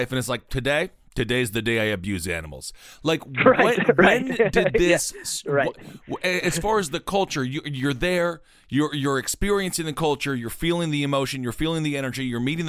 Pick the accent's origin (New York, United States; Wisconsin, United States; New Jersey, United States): Wisconsin, United States; my home state of Wisconsin.